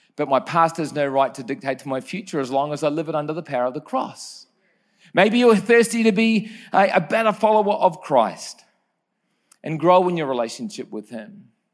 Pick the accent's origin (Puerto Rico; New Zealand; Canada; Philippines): New Zealand; Growing up in New Zealand was a, a great place to grow up